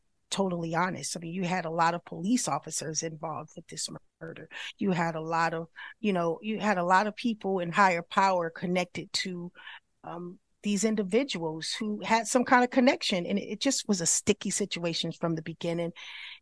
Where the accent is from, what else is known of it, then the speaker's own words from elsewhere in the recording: California, United States; I'm from Cali